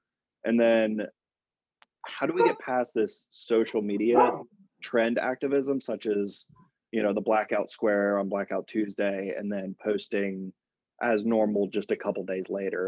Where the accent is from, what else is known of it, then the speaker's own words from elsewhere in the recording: Richmond, Virginia, United States; now in Boston, United States; I'm new to the area. I just moved up in the end of November, but I come from Richmond, Virginia, where I didn't really know this existed.